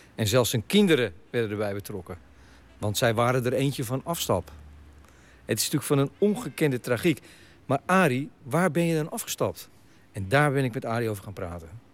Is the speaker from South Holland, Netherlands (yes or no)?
yes; Hillegom, South Holland, Netherlands; ik ben opgegroeid in Hillegom